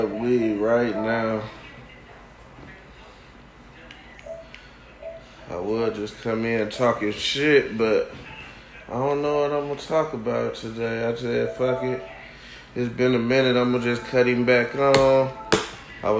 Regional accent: Milwaukee, Wisconsin, United States; moved away; my hometown, Milwaukee, Wisconsin

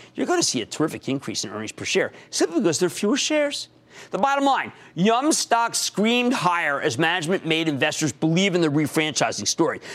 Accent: New Jersey, United States; my home state of New Jersey

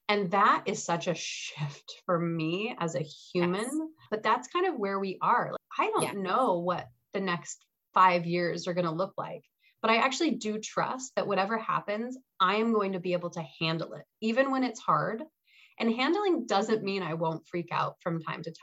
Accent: Salt Lake City, Utah, United States; now in Wisconsin, United States; there's these beautiful mountains where I grew up in Salt Lake City

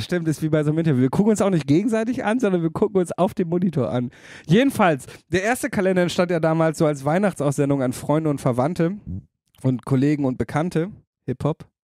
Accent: Damme, Lower Saxony, Germany; in Damme, meiner Heimatstadt

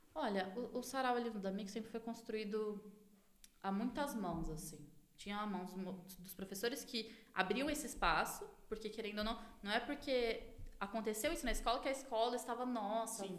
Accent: Taboão da Serra, São Paulo, Brazil; sou cria daqui da divisa do Taboão com Campo Limpo.

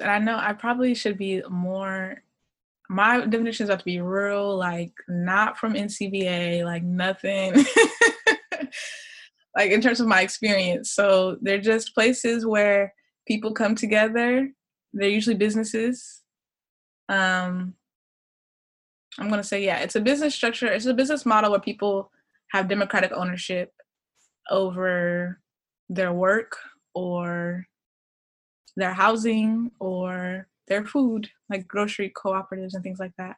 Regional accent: Des Moines, Iowa, United States; also born or lived in Ohio; I'm originally from sort of Des Moines, Iowa. Like, that's where I grew up. I was born in Ohio, but we moved when I was 7.

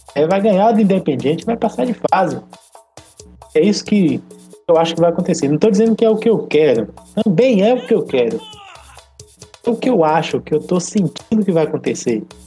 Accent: Brazil; A gente é brasileiro

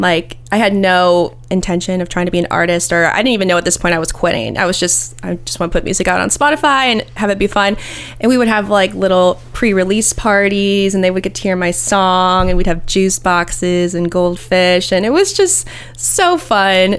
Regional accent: Ohio, United States; moved away as an adult; now in Nashville, United States; I'm from Ohio and I, I love Ohio and I'm an Ohio girl

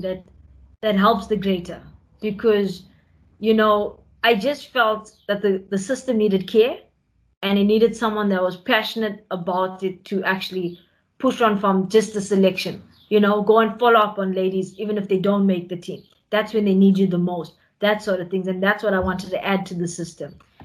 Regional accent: South Africa; we as a South African nation

